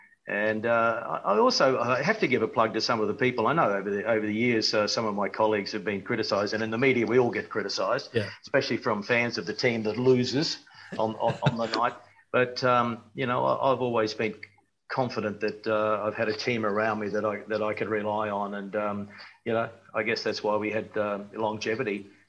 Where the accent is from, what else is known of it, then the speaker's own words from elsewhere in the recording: Queensland, Australia; moved away as an adult; also born or lived in New Zealand; Well, I'm a Queenslander and I went to New Zealand and I went for a holiday and ended up staying a decade.